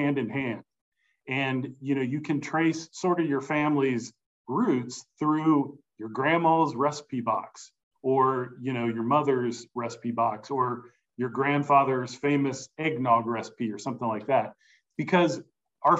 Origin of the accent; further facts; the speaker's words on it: Cincinnati, Ohio, United States; I grew up in and around Cincinnati.